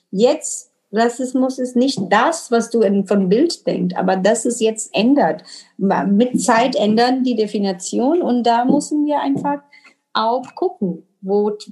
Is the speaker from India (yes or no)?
yes; India; German is a second language; moved away; also born or lived in Middle East; bin ich hier seit neun Jahren, äh, unterrichte Yoga, bin Inderin und habe auch die Erfahrung im Leben, weil ich auch im Mittelosten gelebt habe, in Indien gelebt habe